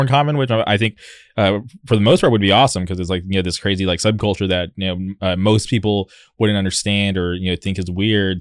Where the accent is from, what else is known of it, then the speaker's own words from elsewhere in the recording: Southern California, United States; I've lived in Southern California my whole life